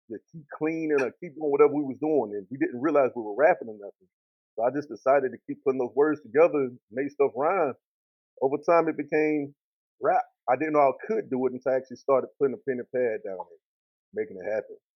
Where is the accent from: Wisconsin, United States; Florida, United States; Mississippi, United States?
Mississippi, United States; Columbus; Mississippi, man, it's dope. I mean, country way of life, man. Everything was simple, a little bit slower than the rest of the country, but that's how we was brought up.